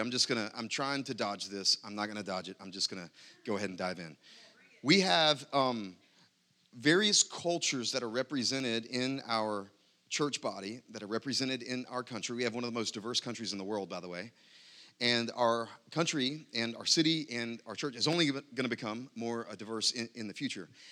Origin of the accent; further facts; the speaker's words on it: United States; I'm happy to be an American. I'm glad to be an American.